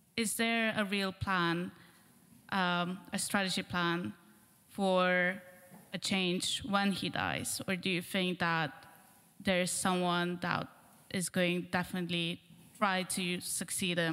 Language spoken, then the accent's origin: English; Lithuania; moved away; I come from Lithuania